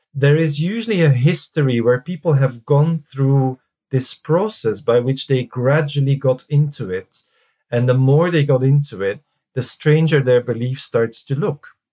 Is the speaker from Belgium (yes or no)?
yes; Belgium; moved away as an adult; also born or lived in Reading, United Kingdom; now in United Kingdom; I'm from Belgium originally, and I came to the UK uh-huh. in '99